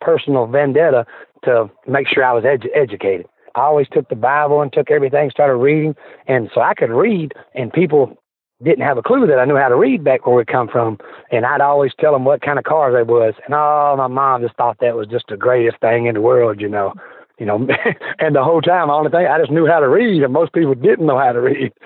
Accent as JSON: {"language": "English", "town": "Memphis", "region": "Tennessee", "country": "United States", "tie": "born or raised there", "said": "I was born in Memphis, Tennessee, St. Joseph Hospital"}